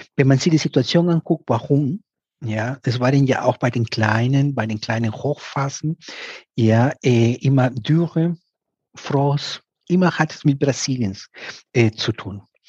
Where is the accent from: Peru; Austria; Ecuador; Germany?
Peru; Piura; moved away; aus Peru, aus der Ecke, wo ich herkomme, aus Piura